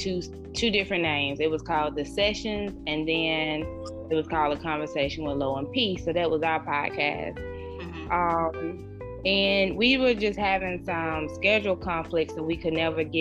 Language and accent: English; Anderson, South Carolina, United States; now in Greenville, United States; I am originally from Anderson, South Carolina